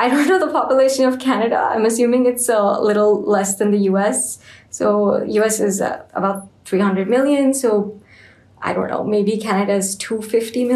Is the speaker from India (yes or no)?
yes; India; I'm from India